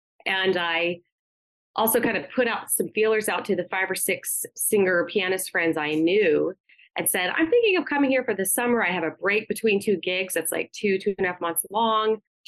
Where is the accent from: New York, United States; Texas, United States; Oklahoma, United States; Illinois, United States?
Oklahoma, United States; moved away as an adult; also born or lived in Cincinnati; now in Philadelphia, United States; I grew up in Oklahoma